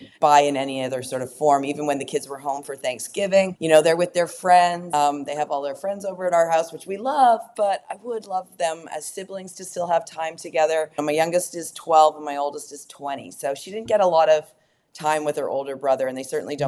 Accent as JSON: {"language": "English", "country": "Canada", "moved": "yes", "lives_now": "Texas, United States", "said": "I'm from Canada to Texas."}